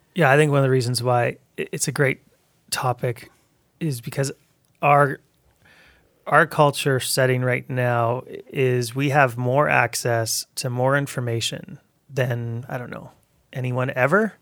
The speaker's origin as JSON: {"language": "English", "town": "Abbotsford", "region": "British Columbia", "country": "Canada", "tie": "born or raised there", "also_born_or_lived": "Towson", "moved": "yes", "said": "growing up in Abbotsford"}